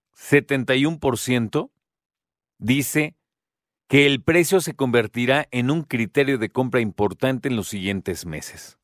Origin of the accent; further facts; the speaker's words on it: Mexico; como mexicanas y mexicanos